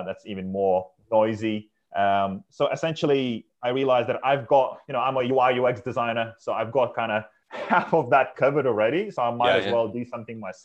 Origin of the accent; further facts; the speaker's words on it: Lithuania; moved away as an adult; now in United Kingdom; I'm from Lithuania, so I'm an immigrant in this country.